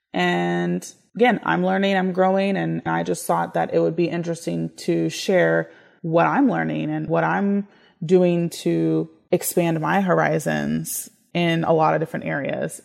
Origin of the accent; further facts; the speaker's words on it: United States; I am an American in the sense that I was born here